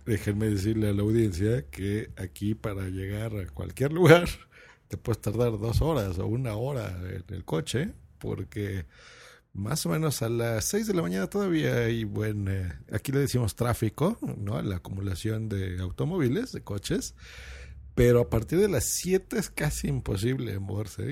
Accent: Lerma, State of Mexico, Mexico; cuando yo era niño, yo vivía en una población que se llamaba Lerma, eso es en el Estado de México, muy cerca de Toluca

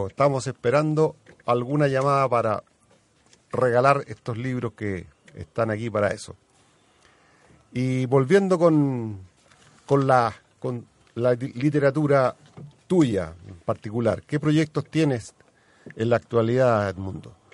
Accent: Chile; yo nací en Chile

